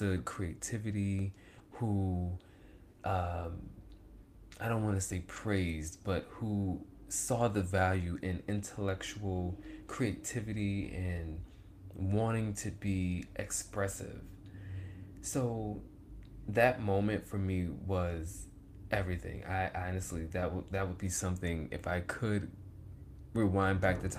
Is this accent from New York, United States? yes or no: yes; Rochester, New York, United States; I grew up in Rochester, New York. That is home for me.